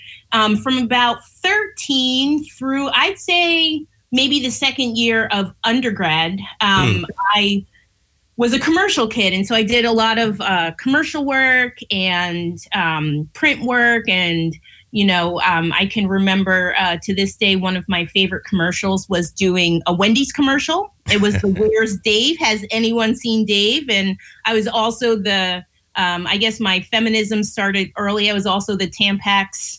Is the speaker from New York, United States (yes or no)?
yes; Long Island, New York, United States; moved away as an adult; also born or lived in Japan / Germany / Pennsylvania; I'm from Long Island, New York, so a very small little, very white little town